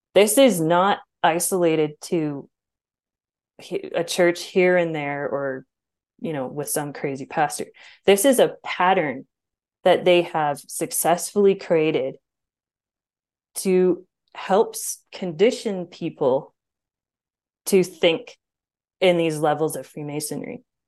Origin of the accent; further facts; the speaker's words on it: Alberta, Canada; I grew up in Bible Belt, Canada.